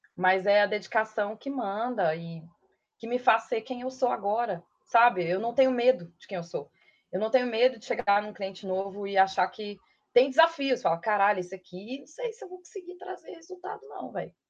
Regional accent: Matozinhos, Minas Gerais, Brazil; accent: mineiro; moved away as an adult; also born or lived in Sete Lagoas / Belo Horizonte / Pedro Leopoldo; now in São Paulo, Brazil; sou de Matozinhos, nasci em Matozinhos

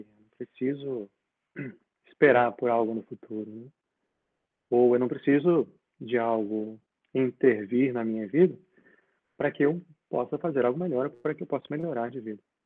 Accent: Linhares, Espírito Santo, Brazil; also born or lived in Vitória, Brazil; now in London, United Kingdom; Eu, nasci, eu nasci em Vitória, nasci na ilha. Vitória. Mas foi só, assim, foi só para nascer mesmo, porque com cerca de quatro anos eu mudei para Linhares

